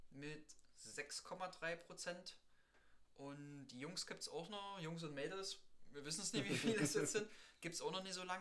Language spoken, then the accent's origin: German; Saxony, Germany; bei uns in Sachsen